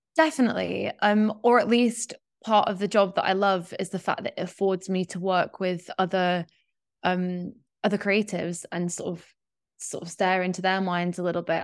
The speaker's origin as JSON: {"language": "English", "region": "Yorkshire and the Humber", "country": "United Kingdom", "tie": "born or raised there", "moved": "yes", "said": "I grew up in West Yorkshire in, like, kind of in the middle of nowhere"}